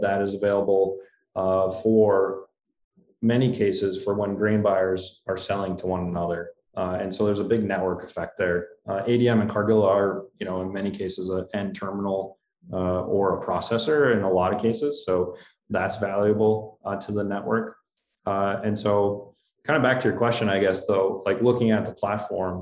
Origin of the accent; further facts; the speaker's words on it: Wheaton, Minnesota, United States; my hometown co-op is Wheaton Dumont Co-op Elevator